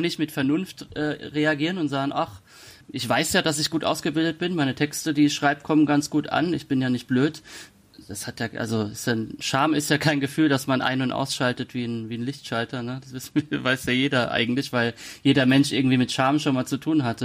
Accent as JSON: {"language": "German", "town": "Kaiserslautern", "region": "Rhineland-Palatinate", "country": "Germany", "tie": "born or raised there", "moved": "as an adult", "said": "nicht mehr in Kaiserslautern, meiner Heimatstadt lebe"}